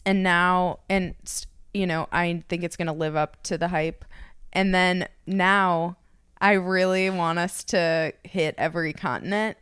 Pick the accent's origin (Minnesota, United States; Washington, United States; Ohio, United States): Minnesota, United States; just being from Minnesota